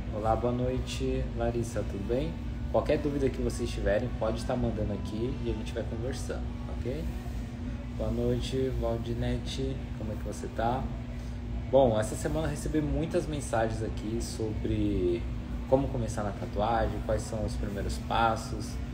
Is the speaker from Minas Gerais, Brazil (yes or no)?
no; São Paulo, Brazil; Eu saí de São Paulo, né, do lugar ali onde tinha artistas há 10 anos